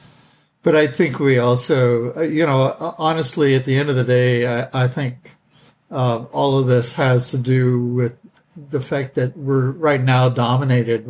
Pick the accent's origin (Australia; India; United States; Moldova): United States; the West; I grew up in the West. My great grandparents were pioneers